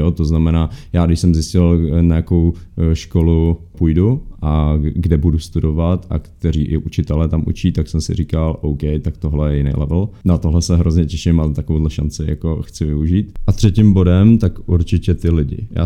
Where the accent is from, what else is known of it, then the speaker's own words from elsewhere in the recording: Czechia; A já tam byl jako Čech, no.